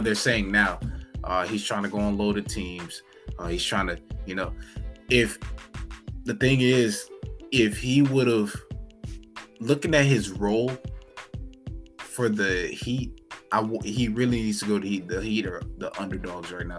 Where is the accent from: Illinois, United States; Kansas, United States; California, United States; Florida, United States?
Florida, United States; I'm from Florida